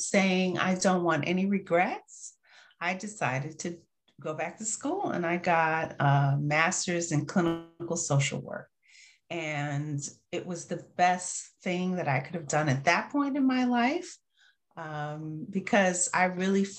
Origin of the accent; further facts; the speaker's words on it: New York, United States; I'm from New York.